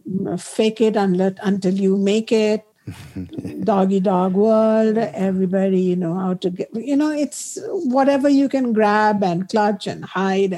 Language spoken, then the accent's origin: English; Ayodhya, Uttar Pradesh, India; moved away; growing up in Ayodhya, our deity is Rama, Sita, Lakshmana, Hanumana, because we have grown up in Ram Lala's home in Ayodhya